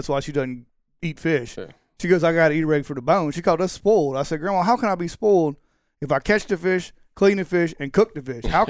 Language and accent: English; United States; Growing up in Back Bay